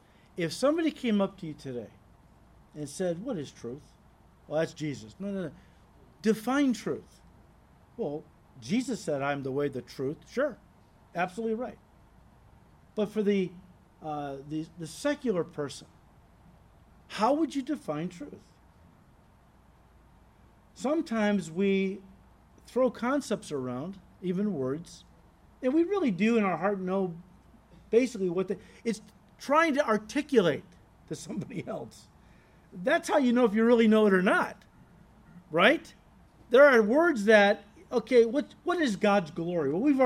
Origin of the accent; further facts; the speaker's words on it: United States; as an American